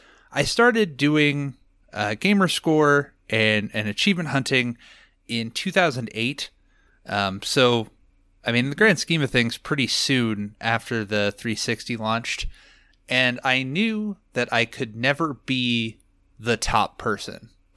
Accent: Nebraska, United States; So I was born in Nebraska in a small town, and then I've just lived here my entire life.

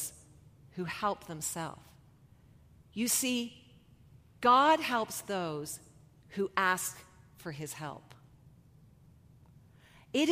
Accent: Canada; We are so Canadian

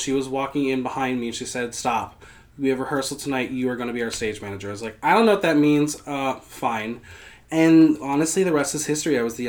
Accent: Mahwah, New Jersey, United States; moved away as an adult; also born or lived in Boston, Massachusetts; I am originally from Mahwah, New Jersey.

